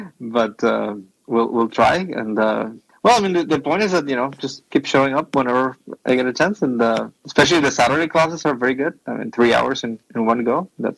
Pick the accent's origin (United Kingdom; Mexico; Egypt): Mexico; moved away; also born or lived in Mexico City; I'm coming from Mexico, right?